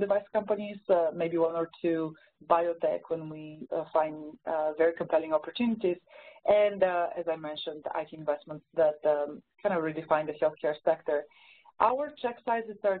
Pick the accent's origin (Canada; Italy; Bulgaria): Bulgaria; accent: Bulgarian; English is a second language; moved away as an adult; now in United States; originally I'm from Bulgaria. That's the accent you're probably detecting.